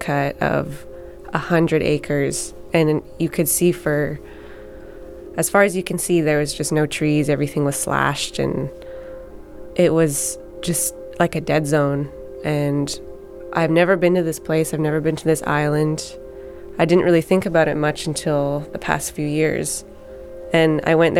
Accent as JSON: {"language": "English", "area": "Tsycum", "region": "British Columbia", "country": "Canada", "said": "I'm from Sycam, so I'm part of that."}